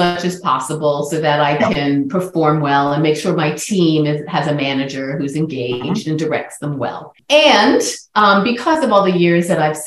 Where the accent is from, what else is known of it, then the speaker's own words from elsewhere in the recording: New York City, New York, United States; in New York City, back my hometown